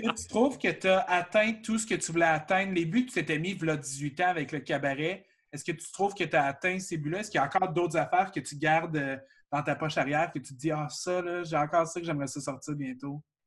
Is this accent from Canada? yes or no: yes; Shawinigan, Quebec, Canada; Je viens de Shawinigan